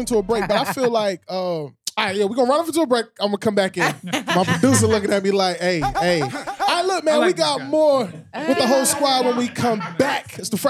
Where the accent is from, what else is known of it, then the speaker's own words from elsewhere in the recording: New York, United States; I'm from New York, so, you know, we got this real cutthroat kind of vibe about us.